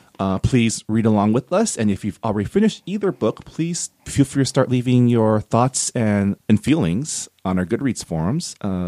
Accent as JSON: {"language": "English", "region": "California", "country": "United States", "tie": "born or raised there", "also_born_or_lived": "Maryland", "said": "When I was in Maryland, where it rains like half the year, I was never like, because I was raised in California"}